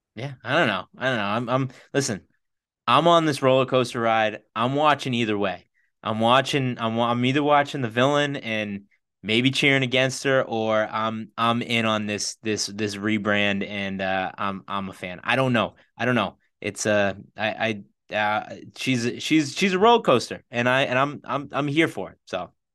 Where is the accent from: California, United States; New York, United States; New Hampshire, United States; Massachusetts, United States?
Massachusetts, United States; Boston; we're from the Boston area.